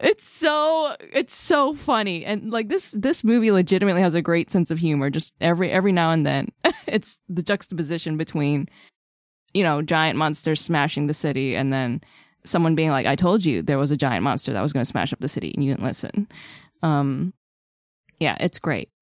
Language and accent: English; United States; as an American